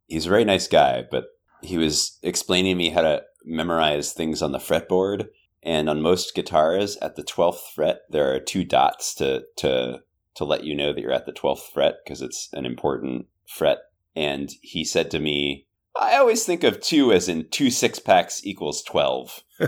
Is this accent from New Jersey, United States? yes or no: no; South Bay, California, United States; first language English; I grew up in the South Bay